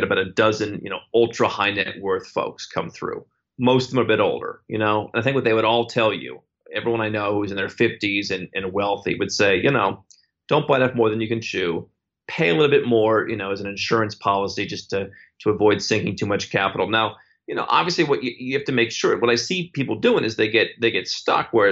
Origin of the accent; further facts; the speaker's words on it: United States; as an American